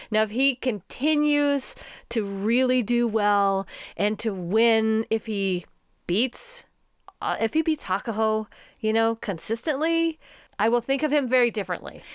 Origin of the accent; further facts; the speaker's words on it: United States; an American woman